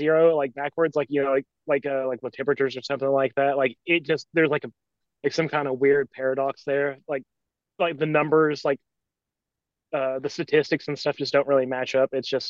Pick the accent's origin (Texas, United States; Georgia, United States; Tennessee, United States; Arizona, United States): Tennessee, United States; Maryville; I am from a town called Maryville. It's in East Tennessee.